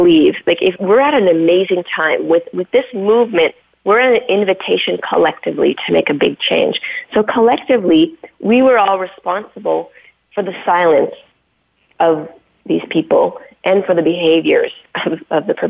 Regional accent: Canada; I was brought up on First Nation reservations in Canada.

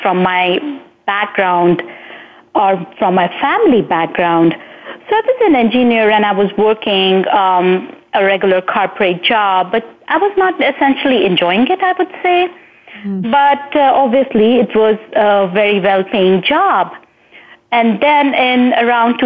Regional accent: India; moved away; I hailed from India, and while I was growing up in India

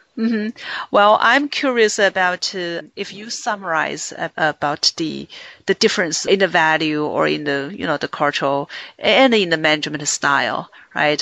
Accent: China; I grew up in China.

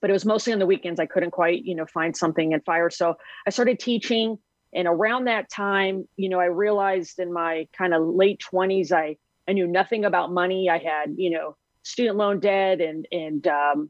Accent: Las Vegas, Nevada, United States; I grew up in Las Vegas, Nevada

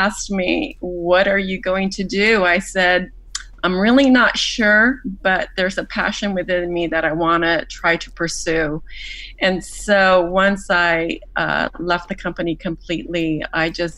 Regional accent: Mexico; moved away; having grown up in Mexico, I was born and raised in Mexico through my formative years

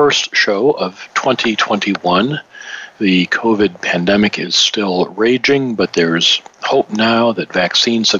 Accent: Detroit, Michigan, United States; my hometown team, Detroit Lions

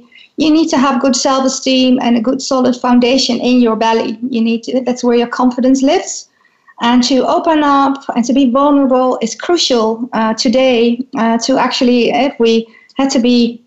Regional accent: Netherlands; growing up in the Netherlands is like growing up in a very, I think, safe and tolerant space

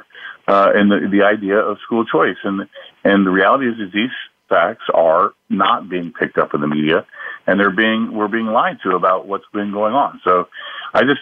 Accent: Indiana, United States; my home state again of Indiana

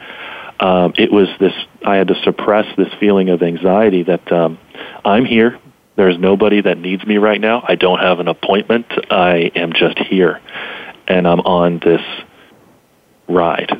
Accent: Pittsburgh, Pennsylvania, United States; I was from Western Pennsylvania, the city of Pittsburgh.

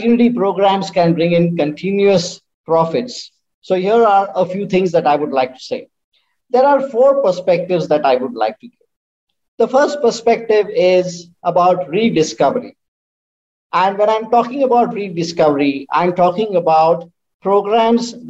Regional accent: India; from India

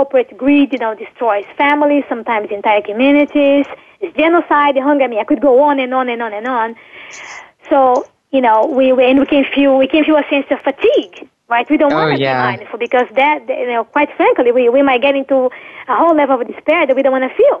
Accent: Brazil; moved away; I'm from Brazil

